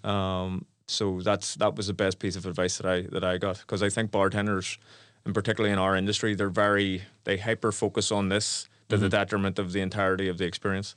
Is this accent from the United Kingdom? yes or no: yes; Belfast, Northern Ireland, United Kingdom; my life growing up in Belfast